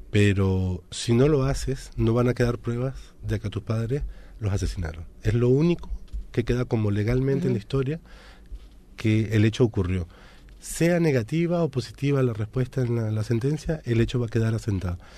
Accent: Venezuela; also born or lived in France; claro entre Francia y Venezuela, pero crecí en Venezuela, digamos, me formé en Venezuela

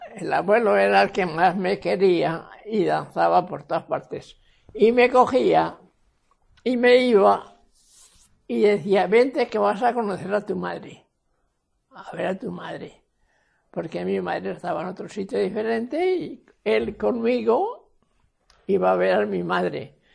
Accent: Cuenca, Castilla-La Mancha, Spain; En Saelides, Cuenca

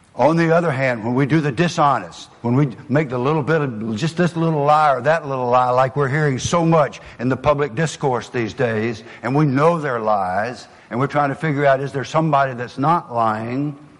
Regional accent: the South, United States; accent: southern; my southern accent

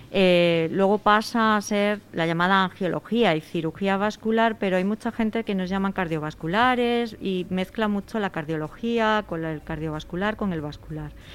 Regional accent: Seville, Andalusia, Spain; moved away as an adult; now in Madrid, Spain; Yo soy sevillana, y estudié.

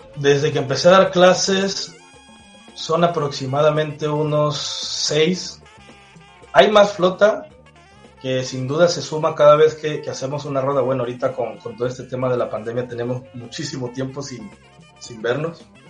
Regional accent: Cosoleacaque, Veracruz, Mexico; Yo soy de Cosoleacaque, Veracruz, aquí al sur del estado

